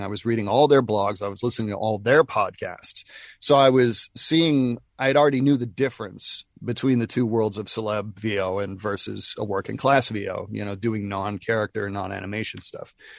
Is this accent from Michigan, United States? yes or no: no; Nashville, Tennessee, United States; We're both from Nashville